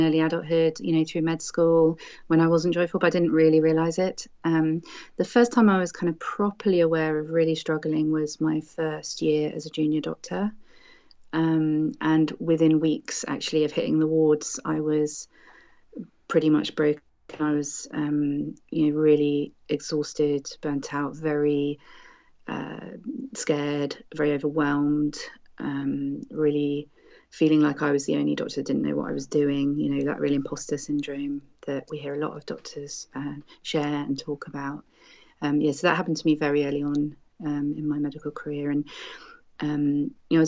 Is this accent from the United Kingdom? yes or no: yes; United Kingdom; I am a British doctor myself